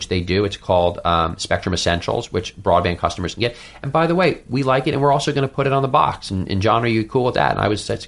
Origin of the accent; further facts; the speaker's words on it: New York City, New York, United States; I'm a New Yorker